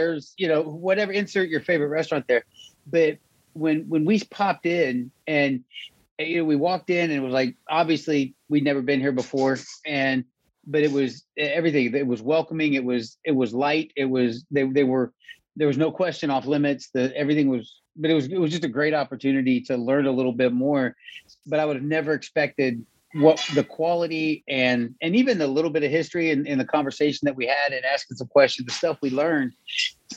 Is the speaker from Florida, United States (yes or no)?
yes; Homestead, Florida, United States; also born or lived in Dugger, Indiana; now in Huntsville, United States; when I was like 8 or 9 years old, we moved from there to Homestead, Florida. I went to Redland Elementary and Junior High School.